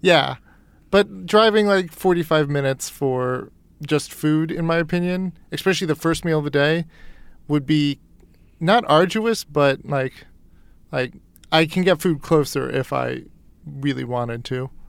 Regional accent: East Coast, United States; moved away; I grew up on the East Coast

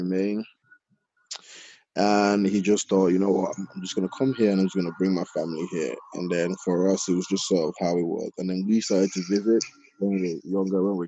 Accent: Nigeria; moved away; I was born in Nigeria. Myself and all my sisters, we were born in Nigeria

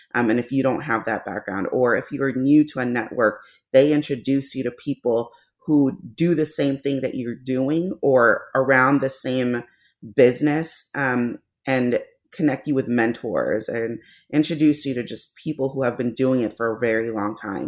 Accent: Los Angeles, California, United States; moved away as an adult; now in St. Louis, United States; We're transplants to Saint Louis. We're from Los Angeles

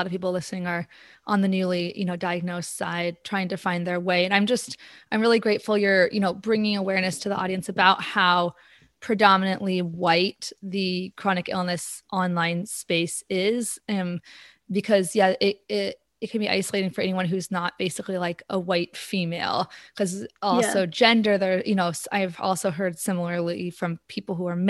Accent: Pacific Northwest, United States; I grew up in the United States and in a very homogenous area. In the Pacific Northwest

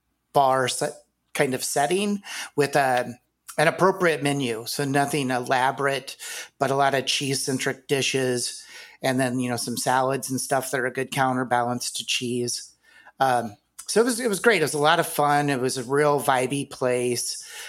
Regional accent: Iowa, United States; Yep, I grew up in Iowa.

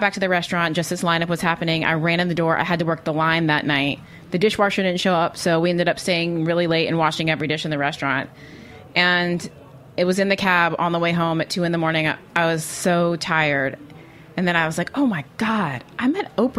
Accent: the South, United States; now in New York, United States; as a Southerner

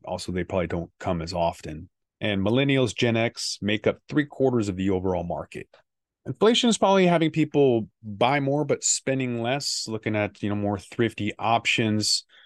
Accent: Washington, United States; my hometown of Washington State

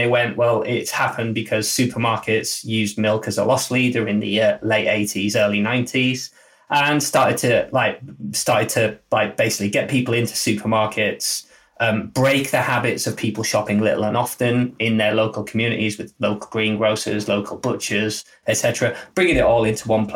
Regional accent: Middlesbrough, North East England, United Kingdom; now in Leeds, United Kingdom; I'm from the north. I'm from a much smaller town than Leeds. I'm from Middlesbrough, so a much smaller place.

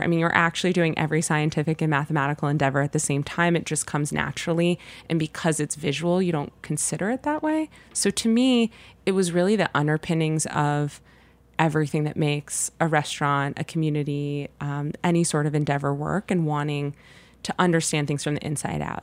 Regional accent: Los Angeles, California, United States; moved away as an adult; now in New York City, United States; I grew up born and raised in Los Angeles

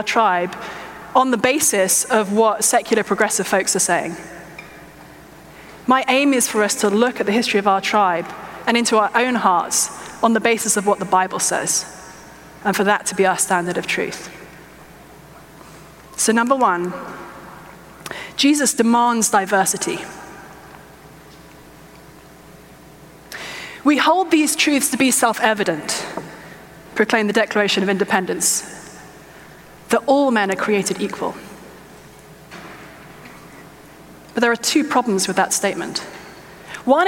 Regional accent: England, United Kingdom; I'm English

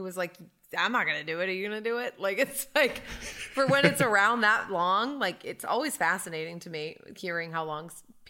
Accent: New England, United States; I am from New England.

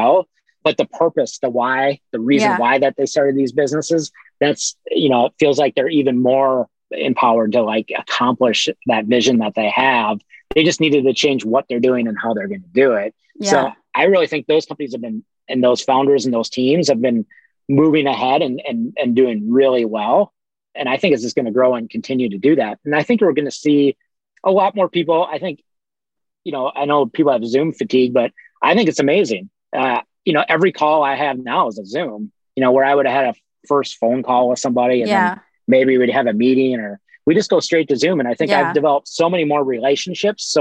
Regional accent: Midwest, United States; now in Los Angeles, United States; I'm from the Midwest

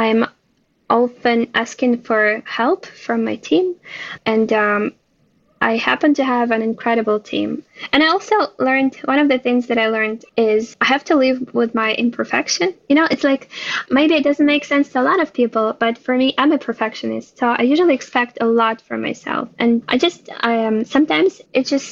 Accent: Ukraine; now in Israel; I was born and raised in Ukraine, based in Israel now.

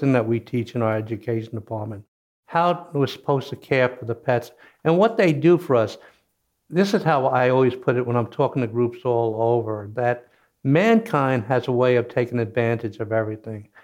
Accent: Kentucky, United States; moved away as an adult; also born or lived in New York; I was born in Kentucky, grew up working on a farm

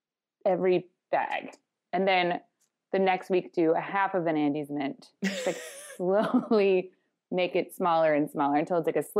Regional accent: Ireland; It's okay if you do the Irish accent, because I am Irish. … so it's acceptable.

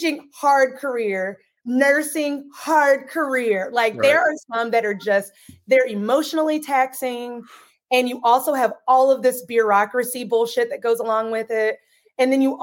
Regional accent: Tennessee, United States; moved away; also born or lived in Washington; I'm from Tennessee originally.

